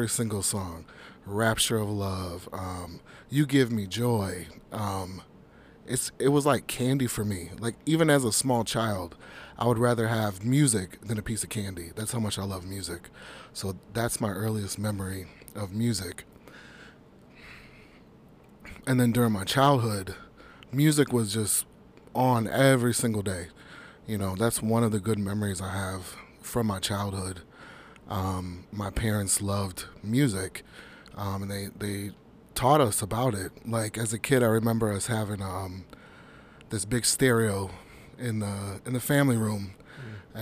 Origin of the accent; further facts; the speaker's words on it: Midwest, United States; I'm born and raised in the Midwest